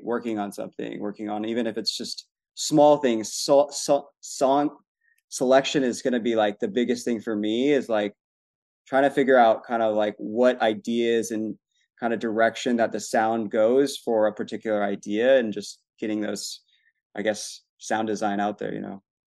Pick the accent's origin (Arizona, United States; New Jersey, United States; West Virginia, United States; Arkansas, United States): Arizona, United States; I'm from Arizona too